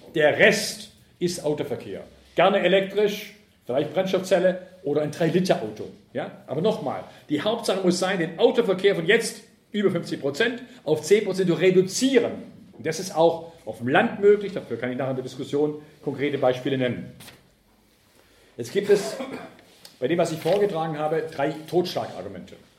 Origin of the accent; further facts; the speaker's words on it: Ravensburg, Baden-Württemberg, Germany; moved away; Da, wo ich aufgewachsen bin, in Ravensburg am Bodensee